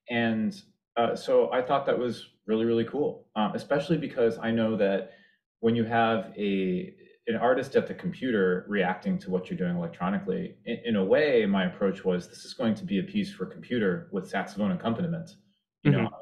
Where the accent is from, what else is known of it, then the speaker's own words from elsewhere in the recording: Washington D.C. area, District of Columbia, United States; grew up in the Washington D.C. area